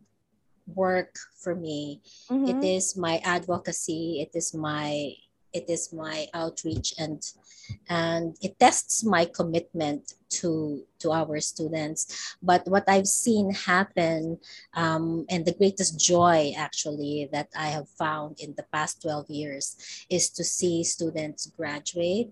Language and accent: English; Baguio, Cordillera Administrative Region, Philippines; moved away as an adult; also born or lived in Osaka, Japan; now in Hawaii, United States; I came from Baguio City